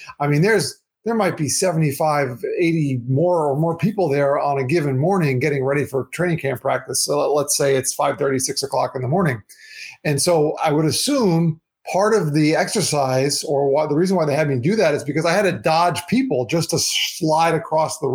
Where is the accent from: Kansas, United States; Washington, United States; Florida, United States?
Florida, United States; South; also born or lived in New York; growing up, you know, in my town here in South Florida